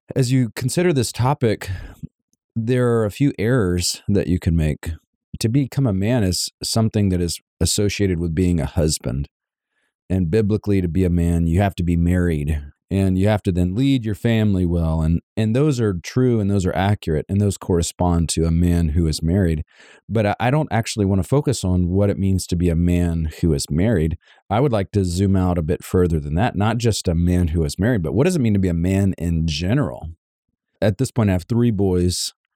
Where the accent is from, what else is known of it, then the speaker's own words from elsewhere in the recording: Savannah, Georgia, United States; moved away; My wife and I are actually from Savannah, Georgia